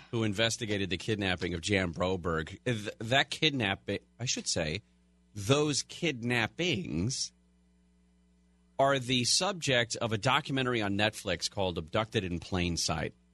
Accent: California, United States; I was born and raised in California

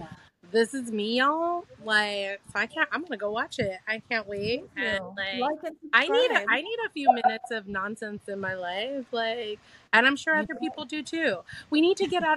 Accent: California, United States; my home state of California

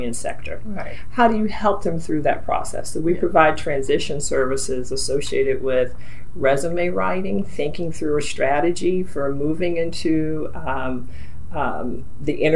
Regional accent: Maryland, United States; I'm a native Marylander. I'm a proud Marylander

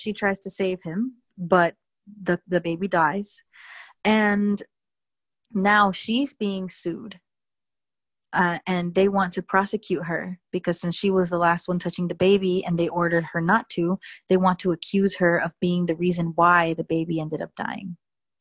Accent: Miami, Florida, United States; I was raised in Miami where we're all Hispanic pretty much

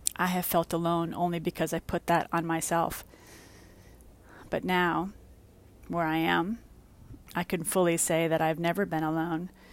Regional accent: New York City, New York, United States; moved away as an adult; also born or lived in Westchester, New York / Florida; I was born and raised in the Bronx and lived in Westchester for a long time.

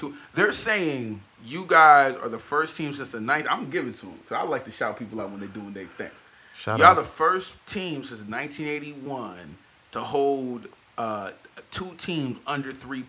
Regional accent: Rochester, New York, United States; moved away; I'm from New York. Hey, I'm from Rochester, New York, 1.5 hours from Buffalo.

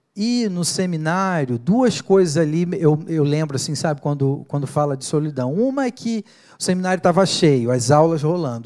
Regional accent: Niterói, Rio de Janeiro, Brazil; moved away as an adult; now in São Paulo, Brazil; lá em Niterói, no Rio de Janeiro, de onde eu sou

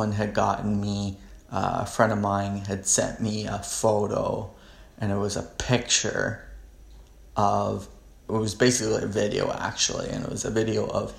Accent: Canada; I'm pure Canadian

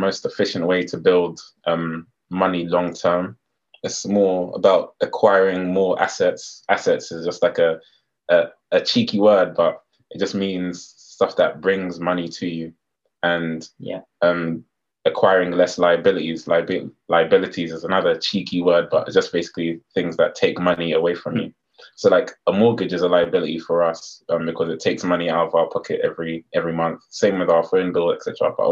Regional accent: London, United Kingdom; I'm from London.

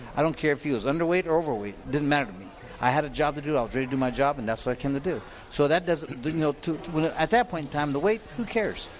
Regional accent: California, United States; I'm from California

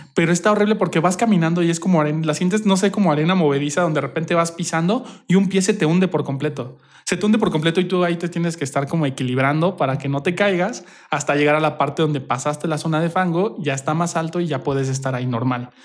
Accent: Querétaro, Mexico; Sí, yo nací aquí en Querétaro, pero toda mi familia es de diferentes lados. Mi papá es de Torreón y mi mamá es de la Ciudad de México. Y pues mi hermana también nació en la Ciudad de México, pero yo soy queretano.

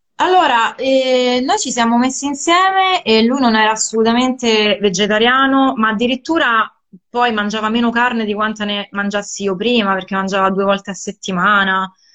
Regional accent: Sicily, Italy; sono cresciuta, io sono siciliana, e anch'io sono cresciuta sul mare come te

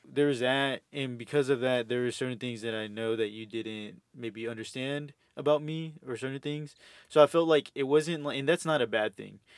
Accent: Houston, Texas, United States; moved away as an adult; also born or lived in Los Angeles / El Salvador (family); now in Austin, United States; I'm from Houston originally. Um, uh, my family's from El Salvador

